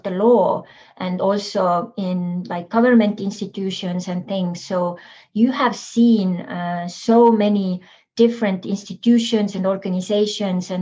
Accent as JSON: {"language": "English", "country": "Estonia", "moved": "yes", "lives_now": "San Diego, United States", "said": "we are from Estonia"}